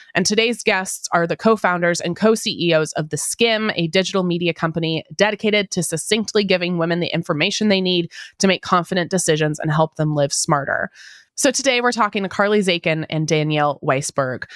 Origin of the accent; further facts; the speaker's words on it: Pacific Northwest, United States; I'm in Seattle. I was born and raised in the Pacific Northwest